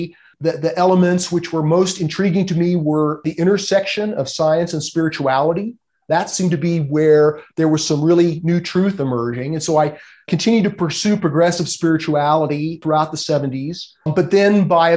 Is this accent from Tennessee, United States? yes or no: no; Los Angeles, California, United States; I grew up in Los Angeles